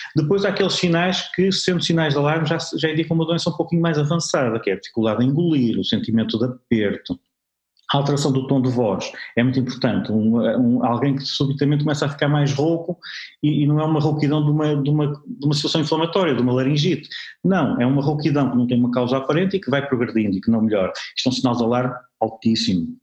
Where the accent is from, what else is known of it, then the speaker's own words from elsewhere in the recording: Porto, Norte, Portugal; eu sou de Porto